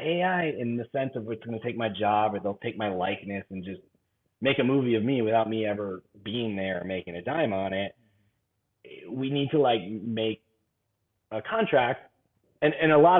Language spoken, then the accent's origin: English; Evanston, Illinois, United States; now in California, United States; When I grew up in Evanston